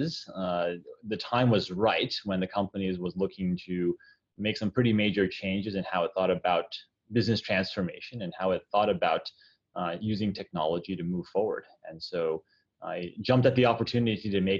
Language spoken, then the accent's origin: English; United States; moved away as an adult; also born or lived in China; I'm Chinese American, being of Chinese descent, but not speaking the language in China